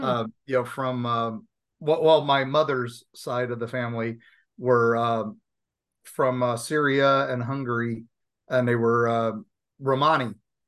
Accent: Southern United States, United States; accent: Southern; That's me with my Southern when it gets going.

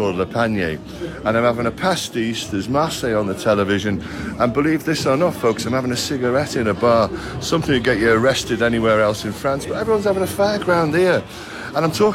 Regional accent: Liverpool, North West England, United Kingdom; as a Scouser why I, you know, feel quite at home here

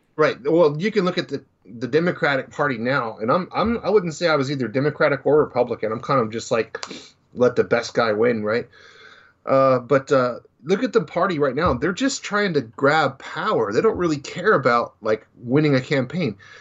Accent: Dallas, Texas, United States; growing up in Dallas

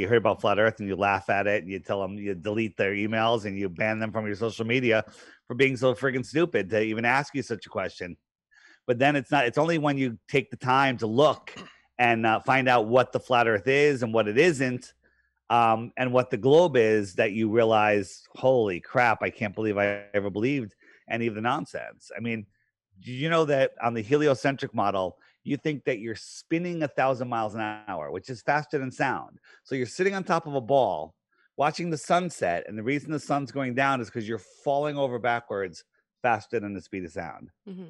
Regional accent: East Coast, United States; I grew up on the East Coast. Yeah. I still live here.

